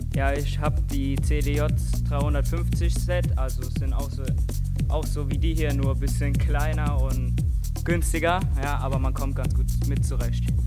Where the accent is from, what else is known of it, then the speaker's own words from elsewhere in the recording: Frankfurt, Hesse, Germany; Und ich komme aus Frankfurt